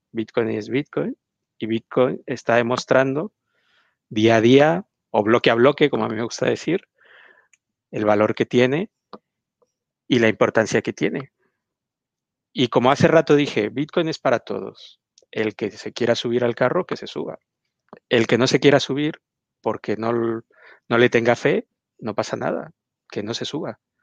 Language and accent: Spanish; Mexico; yo soy mexicano